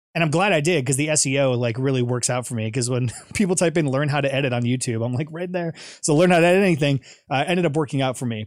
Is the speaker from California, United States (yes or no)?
no; Twinsburg, Ohio, United States; moved away as an adult; also born or lived in Chicago; I grew up in Ohio, went to Twinsburg High School